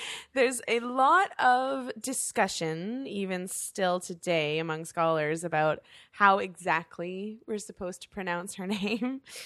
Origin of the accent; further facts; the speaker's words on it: Canada; being Canadian